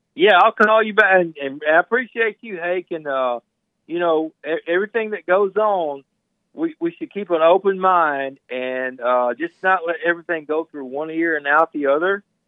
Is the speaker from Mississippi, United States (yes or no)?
yes; Mississippi, United States; I'm from Mississippi